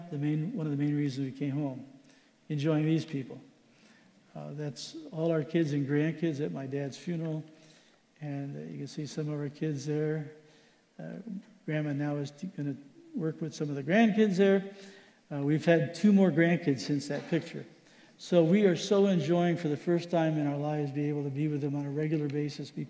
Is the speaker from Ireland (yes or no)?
no; Philippines; I grew up in the Philippines. That's the kind of food I like.